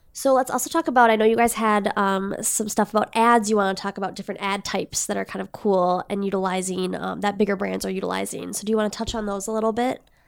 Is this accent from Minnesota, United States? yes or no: yes; Red Wing, Minnesota, United States; I grew up in Redwing, Minnesota